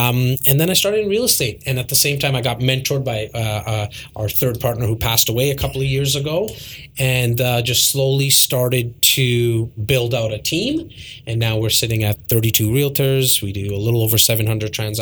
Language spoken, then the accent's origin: English; Toronto, Ontario, Canada; Born and raised in Toronto.